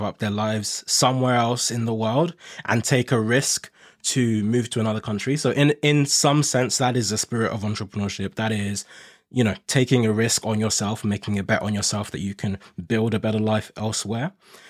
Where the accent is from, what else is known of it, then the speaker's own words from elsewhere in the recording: Nigeria; moved away; I'm originally from Nigeria and I came here with my family from Nigeria.